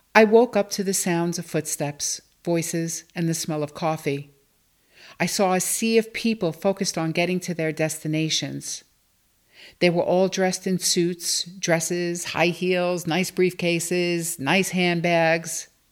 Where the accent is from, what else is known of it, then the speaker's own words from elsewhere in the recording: New York City, New York, United States; I grew up in Bensonhurst, Brooklyn, with my mom and sister